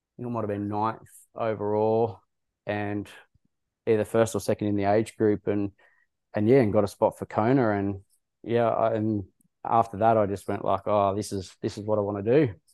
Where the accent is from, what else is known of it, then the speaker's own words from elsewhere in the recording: Wagga Wagga, New South Wales, Australia; I grew up in Wagga Wagga